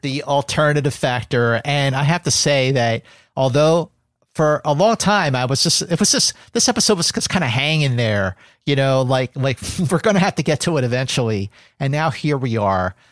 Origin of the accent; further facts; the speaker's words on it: Philadelphia, Pennsylvania, United States; growing up in Philadelphia, watching Star Trek on, on W P H L Channel seventeen Philadelphia